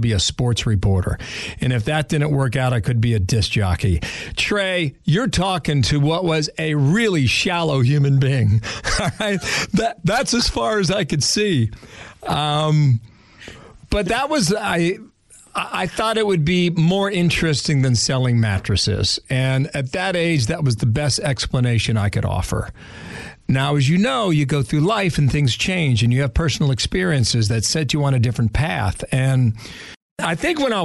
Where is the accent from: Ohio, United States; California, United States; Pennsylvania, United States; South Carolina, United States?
Ohio, United States; Cincinnati; I grew up in Cincinnati, Ohio